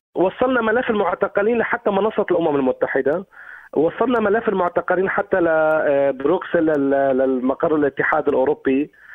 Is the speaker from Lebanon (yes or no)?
no; Syria; نحن ناس سوريين